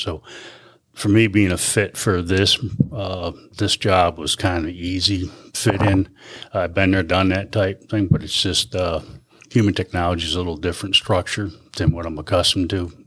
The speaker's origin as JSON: {"language": "English", "town": "Clinton", "region": "New York", "country": "United States", "tie": "born or raised there", "said": "I'm from Clinton, New York. So I was born and raised and bred in this area"}